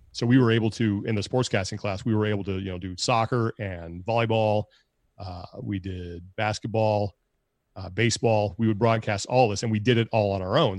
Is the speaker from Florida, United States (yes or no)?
no; Sacramento, California, United States; moved away as an adult; also born or lived in Long Beach, California / Kalispell, Montana; now in San Jose, United States; growing up in Sacramento